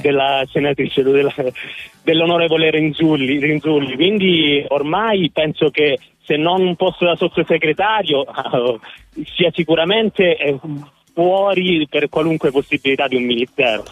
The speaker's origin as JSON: {"language": "Italian", "region": "Sicily", "country": "Italy", "moved": "yes", "lives_now": "Rapallo, Italy", "said": "io sono siciliano"}